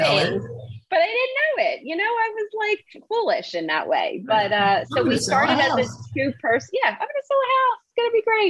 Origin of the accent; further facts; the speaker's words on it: suburb of Philadelphia in New Jersey, United States; also born or lived in New York; I grew up just outside of Philadelphia in a suburb in New Jersey